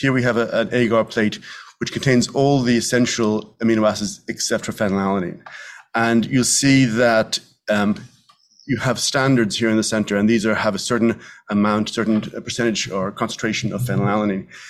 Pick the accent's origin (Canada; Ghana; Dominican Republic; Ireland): Ireland; Dublin, Leinster; moved away as an adult; also born or lived in New York; now in Westchester, United States; as I am from Ireland, I, we speak quite quickly